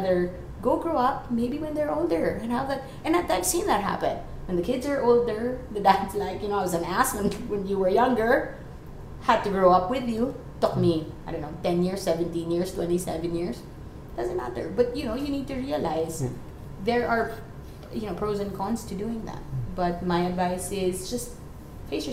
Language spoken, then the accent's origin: English; Philippines; I'm Filipino